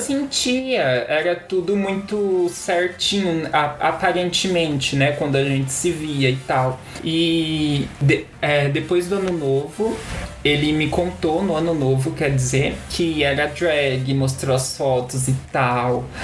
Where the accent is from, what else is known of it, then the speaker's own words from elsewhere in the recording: Itu, São Paulo, Brazil; moved away as an adult; now in São Paulo, Brazil; eu sou de Itu, interior de São Paulo, lá do mundo das vacas, do mato, bem tranquilo